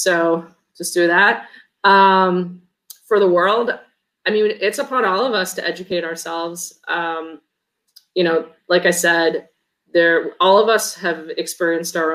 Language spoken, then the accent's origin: English; Chicago, Illinois, United States; moved away as an adult; I grew up in Chicago.